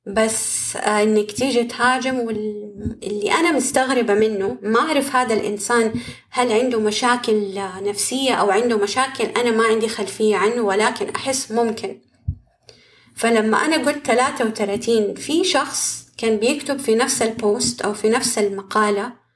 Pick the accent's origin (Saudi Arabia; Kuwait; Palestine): Saudi Arabia; عندنا كده في السعودية